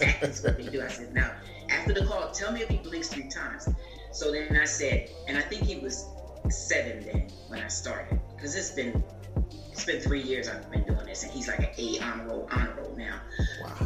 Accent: New Jersey, United States; also born or lived in Atlanta, Georgia; now in Florida, United States; I'm originally from Jersey

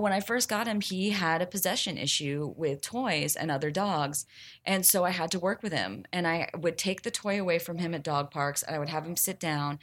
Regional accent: the South, United States; I'm from the South

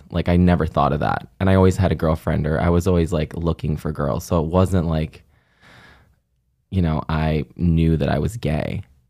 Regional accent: Buffalo, New York, United States; It was actually pretty great. I mean, it's a pretty thriving city, I would say.

